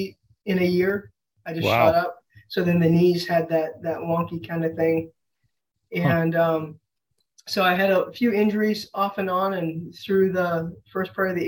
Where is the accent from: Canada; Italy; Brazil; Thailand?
Canada; Saskatchewan; moved away as an adult; also born or lived in Washington State; I'm from Canada